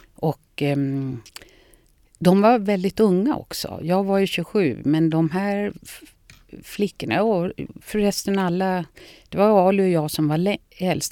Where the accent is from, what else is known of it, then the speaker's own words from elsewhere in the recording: Lidingö, Stockholm County, Sweden; Jag är uppvuxen på Lidingö